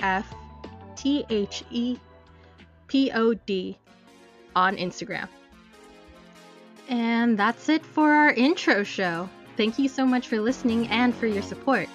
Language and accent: English; United States; I am Filipino-American.